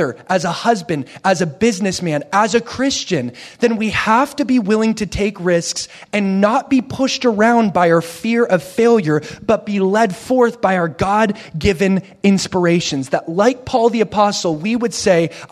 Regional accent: Oregon, United States; I come from Oregon, so we have a lot of barns where I live.

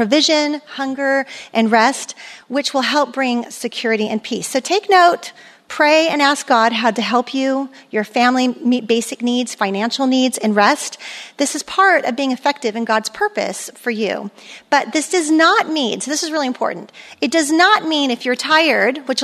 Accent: Germany; moved away; I grew up in Europe with, and there's no speed limit, you know, Autobahn.

